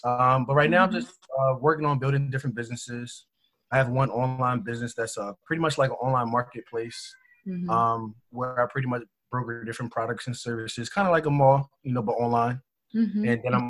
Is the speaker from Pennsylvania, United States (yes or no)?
yes; Philadelphia, Pennsylvania, United States; I'm from Philadelphia and I live in Philly right now.